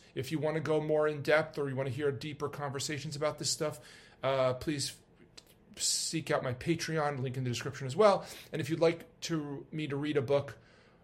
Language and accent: English; New York, United States; I'm a New Yorker